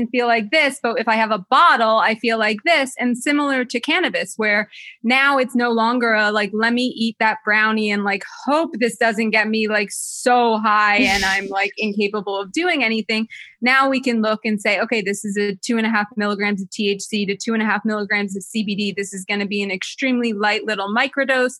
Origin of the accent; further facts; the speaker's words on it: New Jersey, United States; I grew up in Jersey